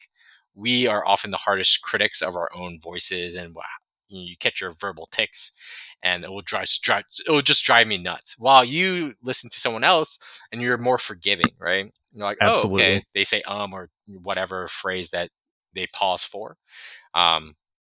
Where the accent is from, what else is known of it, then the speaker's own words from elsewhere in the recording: United States; as an American, I say GIFs